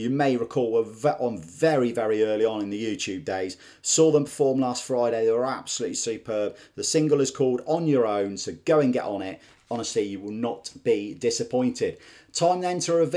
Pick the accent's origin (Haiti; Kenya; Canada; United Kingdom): United Kingdom; Scotland; as a Scotsman